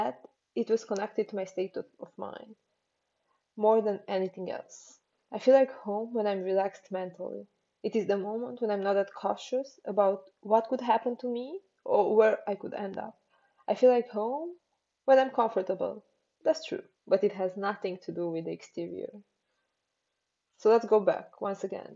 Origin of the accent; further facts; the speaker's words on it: Transylvania, Romania; moved away; Transylvania, the wonderful place where I grew up.